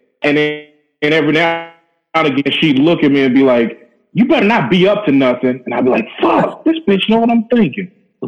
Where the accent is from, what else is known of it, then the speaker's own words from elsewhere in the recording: North Louisiana, United States; because I'm like from North Louisiana.